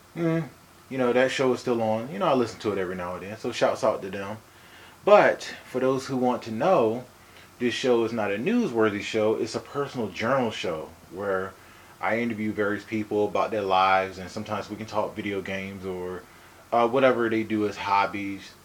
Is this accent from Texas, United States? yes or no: no; Hawaii, United States; I'm from Hawaii